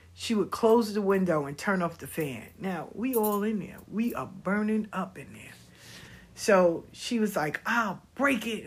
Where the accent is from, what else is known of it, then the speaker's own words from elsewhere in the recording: the South, United States; I'm from the South.